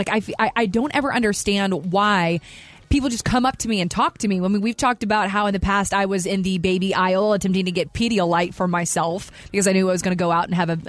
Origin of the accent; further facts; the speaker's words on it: the South, United States; I love small talk. I'm from the South again. Like, I just have small talk is just a thing that I do.